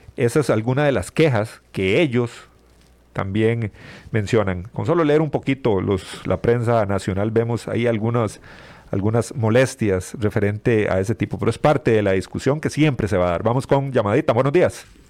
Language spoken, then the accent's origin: Spanish; Costa Rica